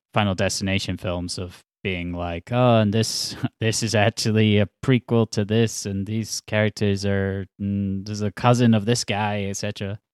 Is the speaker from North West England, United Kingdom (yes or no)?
no; Scotland, United Kingdom; also born or lived in Glasgow / Edinburgh; I grew up in Scotland.